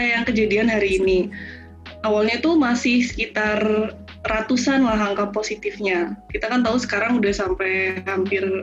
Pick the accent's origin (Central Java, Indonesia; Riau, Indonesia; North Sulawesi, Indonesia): Central Java, Indonesia; Purwokerto; Dan bahkan di daerah kayak saya kan dari Purwokerto ya, dari Banyumas.